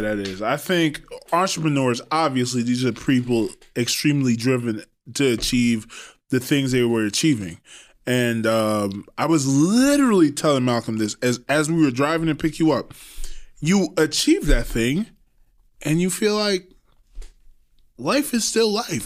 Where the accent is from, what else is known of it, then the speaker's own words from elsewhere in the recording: Trinidad & Tobago; I'm old school from Trinidad